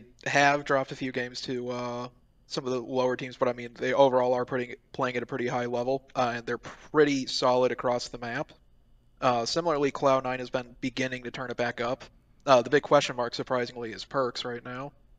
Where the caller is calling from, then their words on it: Woodstock, Illinois, United States; Calling from Woodstock, Illinois, the town where they filmed Groundhog Day.